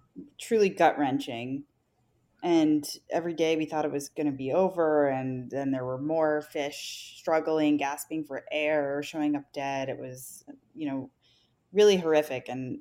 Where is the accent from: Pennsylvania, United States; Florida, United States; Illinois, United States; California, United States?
California, United States; moved away as an adult; also born or lived in Washington, D.C. / New York; now in Miami, United States; I grew up in California.